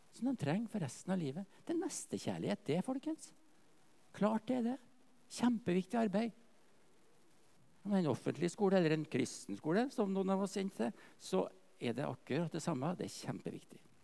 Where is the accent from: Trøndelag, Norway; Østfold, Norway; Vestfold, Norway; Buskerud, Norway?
Trøndelag, Norway; moved away; Jeg er jo fra Nord-Trøndelag, egentlig. Slekter fra Verdalen, Stiklestad